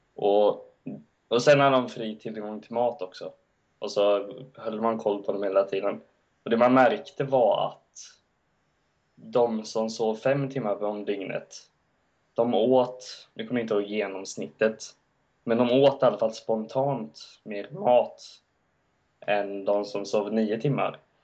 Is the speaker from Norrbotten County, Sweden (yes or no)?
no; Gothenburg, Västra Götaland, Sweden; att jag inte är skåning, att jag är hel göteborgare.